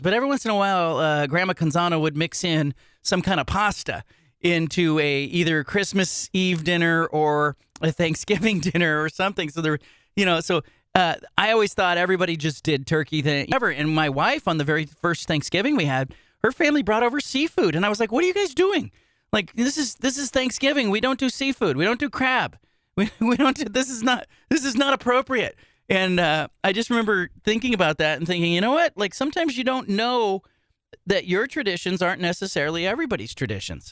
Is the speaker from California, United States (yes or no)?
yes; California, United States; I grew up in California